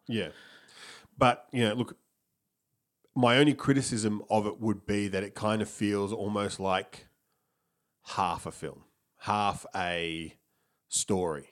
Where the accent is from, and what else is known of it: Melbourne, Victoria, Australia